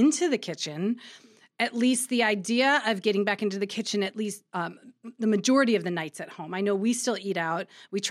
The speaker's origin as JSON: {"language": "English", "region": "Ohio", "country": "United States", "said": "I'm from Ohio"}